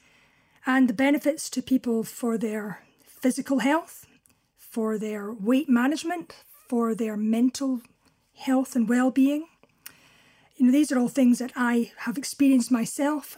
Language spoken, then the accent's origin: English; Crossford, Scotland, United Kingdom; also born or lived in Carnock, Fife; now in Kinross, United Kingdom; I was born at home in Carnock in Fife, and very shortly after that, we moved to a small village called Crossford, also in Fife